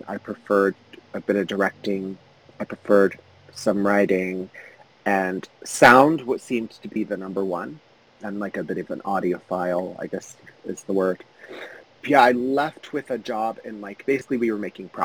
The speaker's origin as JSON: {"language": "English", "country": "Canada", "said": "I'm Canadian"}